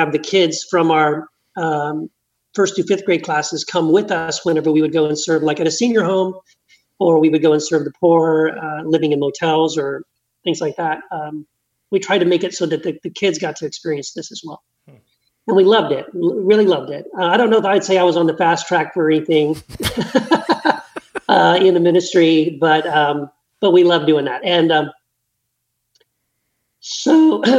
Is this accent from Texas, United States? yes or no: yes; Texas, United States; moved away as an adult; also born or lived in Tennessee / California; now in Meridian, Idaho, United States; I was born in Tennessee, raised in Texas, but then I moved like 25 years ago, moved to California